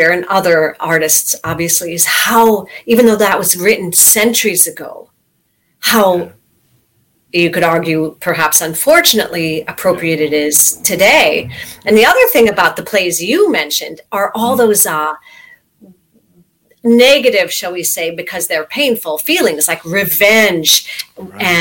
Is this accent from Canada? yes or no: yes; Stratford, Ontario, Canada; born there; Well, I actually was born in Stratford, Ontario, so mm-hmm. I'm a little bit Canadian like you, okay.